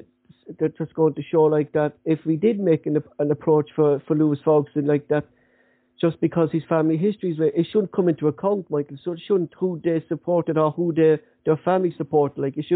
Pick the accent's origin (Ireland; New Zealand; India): Ireland; Our native language is a dying language within our country